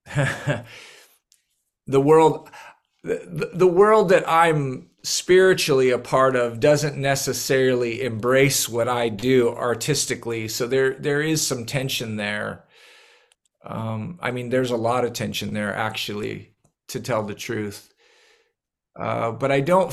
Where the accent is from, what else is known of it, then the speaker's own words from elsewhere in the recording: Northern California, United States; moved away as an adult; now in North Carolina, United States; I'm originally from Northern California, but my wife and I, we moved to the East Coast in the late 90s and landed in North Carolina